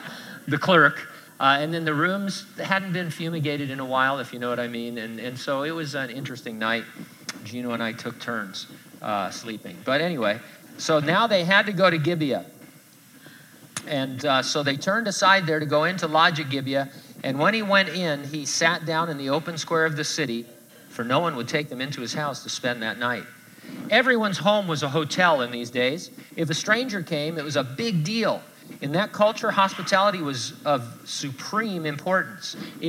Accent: San Bernardino, California, United States; I grew up in San Bernardino. I lived there my whole life, and we were going to an event.

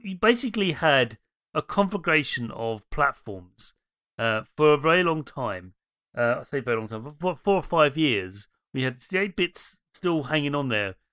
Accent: London, United Kingdom; I'm from Dem Londons

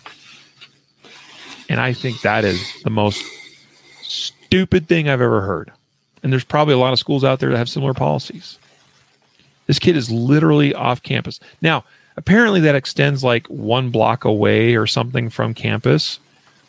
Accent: Idaho, United States; moved away; from my home state of Boise, or from my home state of Idaho. I did not live in Boise

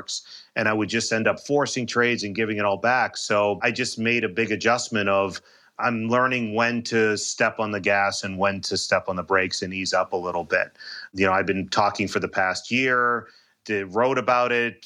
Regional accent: Boston, Massachusetts, United States; I grew up in Boston.

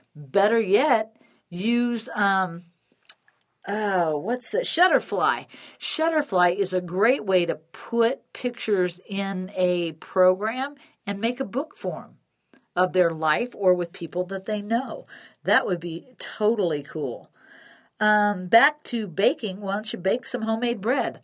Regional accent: Chicago, Illinois, United States; now in Denver, United States; growing up in Illinois

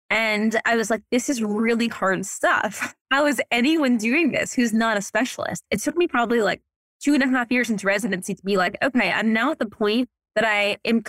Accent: New Orleans, Louisiana, United States; also born or lived in New York; now in Los Angeles, United States; I grew up in New Orleans.

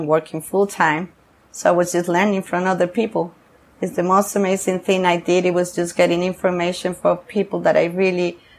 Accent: San Sebastian, Basque Country, Spain; English is a second language; moved away as an adult; also born or lived in Costa Rica / Dublin, Ireland / Barcelona, Spain / San Francisco, United States; now in Nicaragua; I feel very Basque because I was, you know, I grew up in there, like when I was 11, 12, 13, blah, blah, blah. So I get drunk and funny and parties and my best friends, which they still are. I did everything in San Sebastian, okay. Donostia.

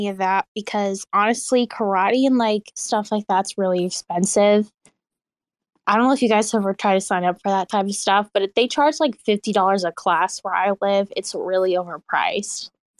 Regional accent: Missouri, United States; I'm from Missouri.

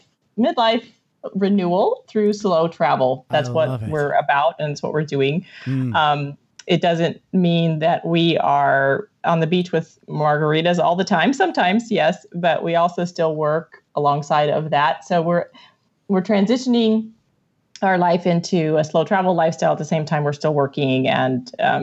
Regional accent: Iowa, United States; born there; I was born in Iowa, straight up corn fed.

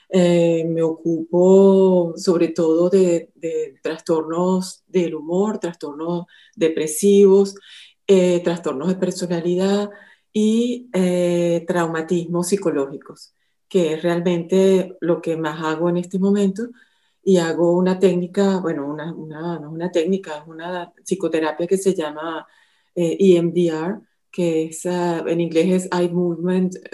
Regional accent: Venezuela; moved away as an adult; also born or lived in France; now in Monaco; soy venezolana y eh, he trabajado, bueno, los últimos años en Francia, en Venezuela también, y bueno, tengo ya eh, como 17 años aquí en, en Mónaco trabajando.

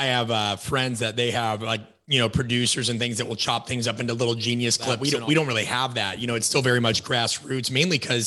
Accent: Nebraska, United States; moved away as an adult; also born or lived in Kansas / Illinois; I'm from Nebraska originally, went undergrad K-State, grad school, Southern Illinois

